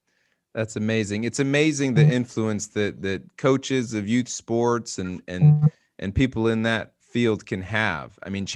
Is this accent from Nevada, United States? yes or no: no; just north of Miami, Florida, United States; moved away; I'm a fellow Florida boy then. I grew up down south, just north of Miami.